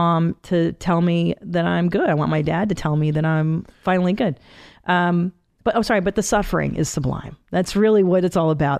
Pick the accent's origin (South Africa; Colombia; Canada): Canada; I was born in Canada, but they escaped from Hungary in 69.